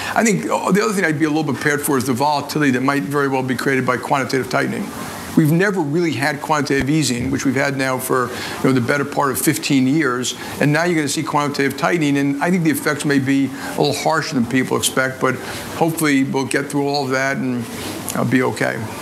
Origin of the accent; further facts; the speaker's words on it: United States; I'm an American patriot